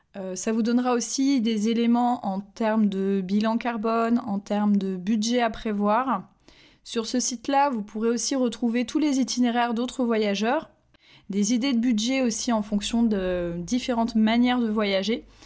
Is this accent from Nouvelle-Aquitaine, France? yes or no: no; Nantes, Pays de la Loire, France; je suis nantaise